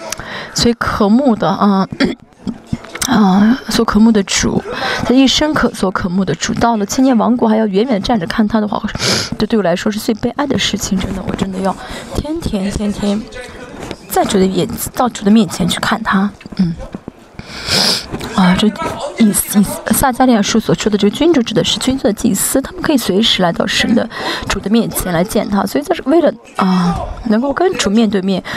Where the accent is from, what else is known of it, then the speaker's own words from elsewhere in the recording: South Korea; 我觉得虽然圣经没有说，我觉得啊，我们是韩国人，神会让我们来治理啊啊韩国这个地吧啊嗯啊这个国家吧